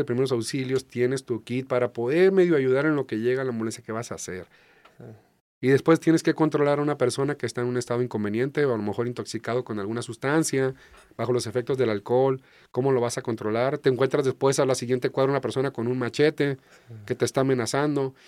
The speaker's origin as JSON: {"language": "Spanish", "region": "small port in Jalisco", "country": "Mexico", "moved": "yes", "lives_now": "Tijuana, Mexico", "said": "soy de un puerto pequeño, se llama Carelles, ahí en Jalisco"}